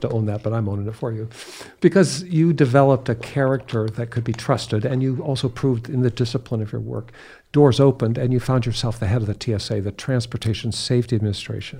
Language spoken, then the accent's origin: English; United States; as an American